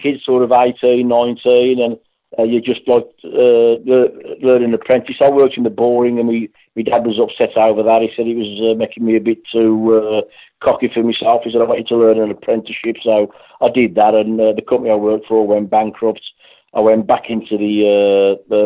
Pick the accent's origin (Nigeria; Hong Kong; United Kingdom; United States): United Kingdom; Birmingham, West Midlands; accent: Brummie; moved away as an adult; now in West Bromwich, United Kingdom; I lived on a brand new inner city house in a state in Birmingham. I'm a Brummie originally